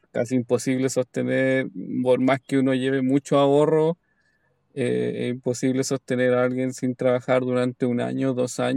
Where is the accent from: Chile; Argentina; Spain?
Chile; now in Australia; Que esto comienza, esta aventura comienza todo en Chile.